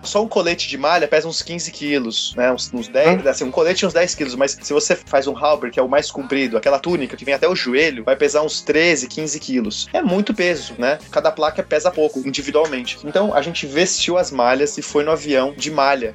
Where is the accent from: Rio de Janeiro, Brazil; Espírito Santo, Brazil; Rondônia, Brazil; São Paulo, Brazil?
São Paulo, Brazil; Eu sou de São Paulo